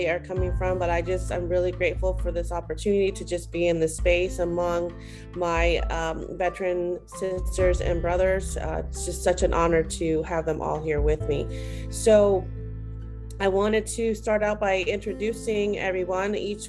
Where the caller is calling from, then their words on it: Texas, United States; I'm coming in from Texas